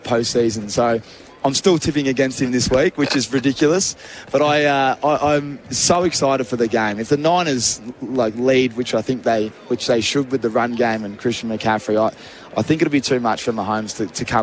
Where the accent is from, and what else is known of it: Australia